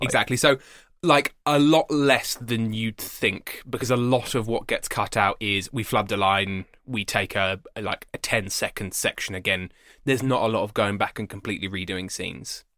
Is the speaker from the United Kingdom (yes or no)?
yes; England, United Kingdom; I'm English